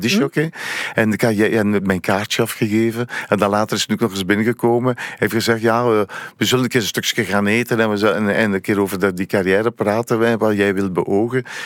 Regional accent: Oudenaarde, Flanders, Belgium; Ik ben afkomstig van Oudenaar. Dat ligt net naast René Ronse.

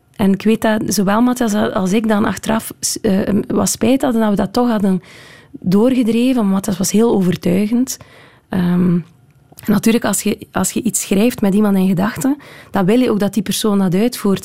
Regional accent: Southwest Flanders, Belgium; ik ben natuurlijk opgegroeid in Zuidwest-Vlaanderen. in West-Vlaanderen zijn we allemaal heel erg met de voeten op de grond

